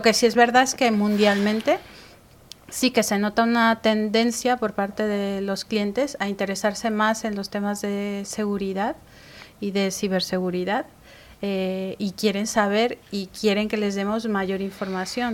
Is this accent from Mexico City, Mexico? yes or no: yes; Mexico City, Mexico; now in Spain; yo soy de México